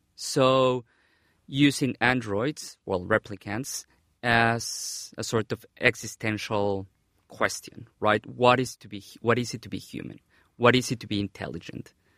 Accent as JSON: {"language": "English", "country": "Mexico", "moved": "yes", "said": "back in my home country, Mexico."}